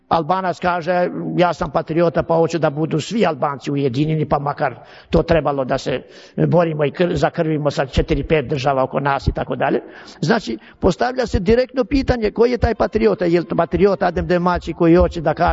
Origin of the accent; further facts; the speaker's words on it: Serbia; Ja dajem sebi za pravo da govorim kao Srbin.